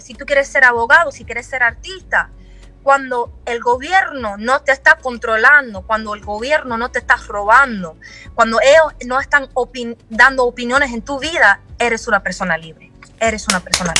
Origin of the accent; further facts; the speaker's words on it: Miami, Florida, United States; yo no soy de Palm Beach, yo soy de Miami